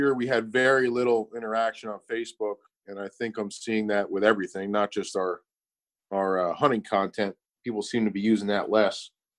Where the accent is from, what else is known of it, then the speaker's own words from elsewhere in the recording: Northeast Pennsylvania, United States; My brother and I grew up here in Northeast PA.